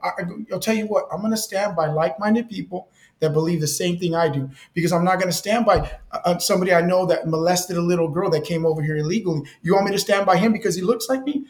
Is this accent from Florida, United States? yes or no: no; Delano, California, United States; now in Bakersfield, United States; I was born in Delano.